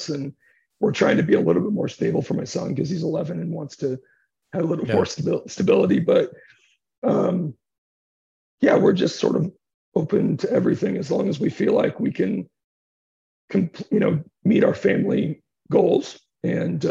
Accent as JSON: {"language": "English", "country": "United States", "also_born_or_lived": "Utah / Toronto", "moved": "as an adult", "said": "I'm an American"}